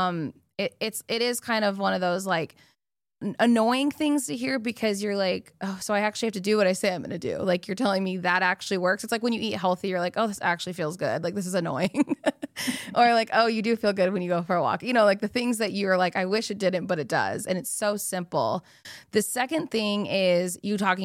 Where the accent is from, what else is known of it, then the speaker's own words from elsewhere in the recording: Arizona, United States; I'm from Arizona.